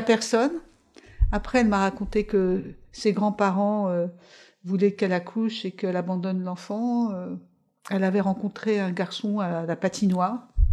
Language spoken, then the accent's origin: French; Paris, Île-de-France, France; moved away; also born or lived in Levallois-Perret / Italy; on habitait à Levallois avant et quand on a déménagé Beauvoir de la Bastille, pendant quelques mois, je suis allée là. Après, je suis allée sur l'île Saint-Louis